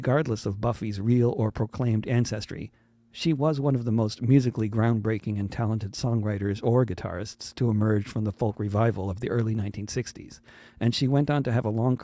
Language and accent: English; Wilton, Connecticut, United States; the people I grew up with in Wilton, Connecticut